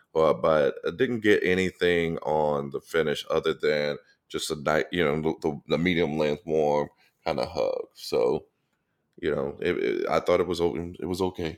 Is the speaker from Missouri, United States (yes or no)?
yes; St. Louis, Missouri, United States; now in Atlanta, United States; Growing up in Saint Louis